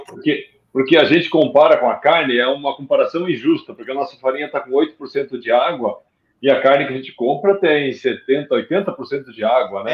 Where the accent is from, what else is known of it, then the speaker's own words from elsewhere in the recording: Gaúcho, Rio Grande do Sul, Brazil; como gaúcho